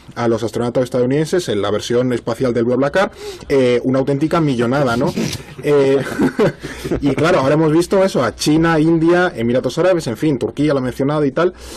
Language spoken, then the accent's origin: Spanish; Spain; la situación epidémica en nuestro país